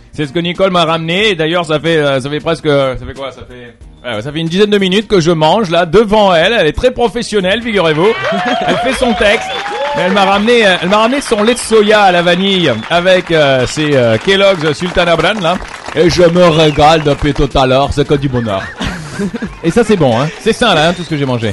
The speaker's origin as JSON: {"language": "French", "country": "France", "said": "moi je suis français"}